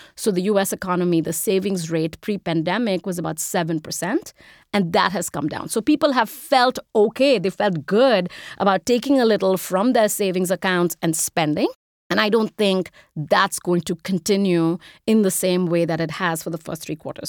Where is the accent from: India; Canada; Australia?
India; moved away as an adult; now in United States; I'm an immigrant, if you can't tell from the accent. I grew up in India. I moved here when I was 18 to go to college.